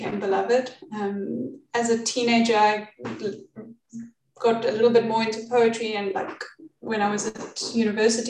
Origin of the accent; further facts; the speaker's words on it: Pretoria, Gauteng, South Africa; now in Cape Town, South Africa; I was born in Pretoria in South Africa